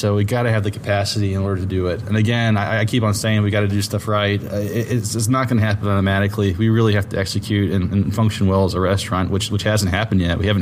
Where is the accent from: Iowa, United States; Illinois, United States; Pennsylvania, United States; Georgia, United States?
Georgia, United States; Dunwoody; I grew up in Dunwoody. I was born in Dunwoody